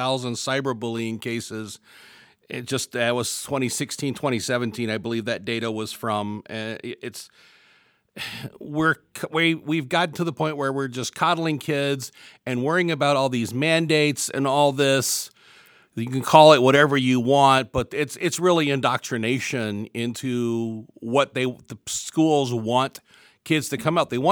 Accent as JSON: {"language": "English", "region": "Virginia", "country": "United States", "tie": "born or raised there", "accent": "southern", "moved": "yes", "said": "It's that southern, it's a southern accent. I grew up in Virginia, so I'm getting that southern drawl coming back in every so often"}